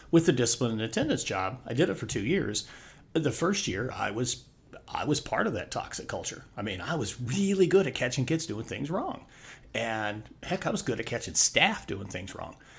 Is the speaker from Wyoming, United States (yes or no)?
yes; Wyoming, United States; moved away as an adult; also born or lived in Northwest Arizona; moved back to my home state of Wyoming